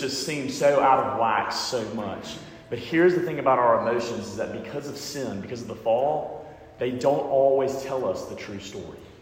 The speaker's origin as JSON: {"language": "English", "region": "Alabama", "country": "United States", "said": "I'm from Alabama"}